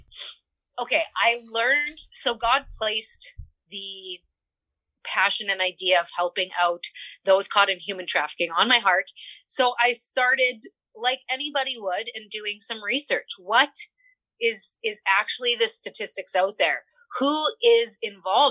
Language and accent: English; Niverville, Manitoba, Canada; I was born and raised and stayed in a small town here in Niverville, Manitoba, Canada.